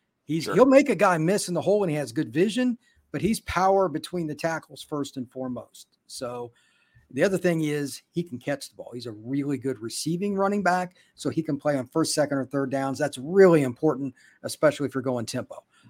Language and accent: English; Indiana, United States; Like, I followed Michigan State my whole life. I'm from Indiana.